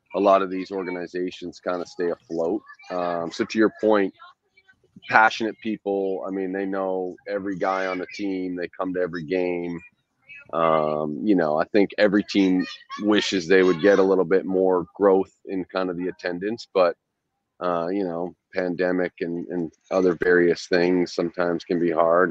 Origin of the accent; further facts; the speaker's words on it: Western Canada, Canada; moved away as an adult; also born or lived in Maine / Italy / Scotland; I grew up in Western Canada, so like any Canadian, grew up playing hockey